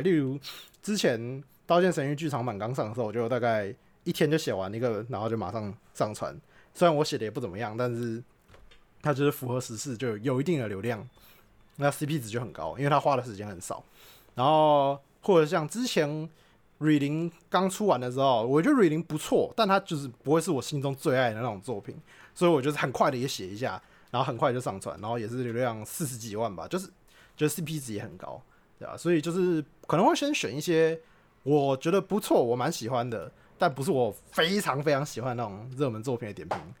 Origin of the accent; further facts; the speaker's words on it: Taiwan; 我们台湾人